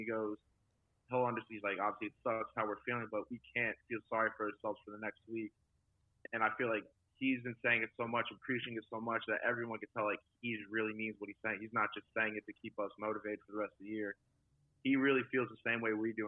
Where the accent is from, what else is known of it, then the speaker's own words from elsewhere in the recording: West Chester, Pennsylvania, United States; moved away as an adult; also born or lived in Oxford, Ohio; now in Jacksonville, United States; my hometown. We have, we have a college, Westchester University it's like connected to the town